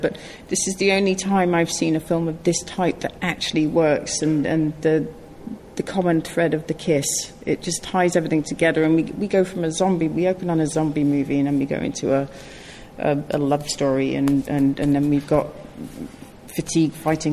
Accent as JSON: {"language": "English", "region": "Yorkshire and the Humber", "country": "United Kingdom", "tie": "born or raised there", "said": "It played in my hometown in Yorkshire"}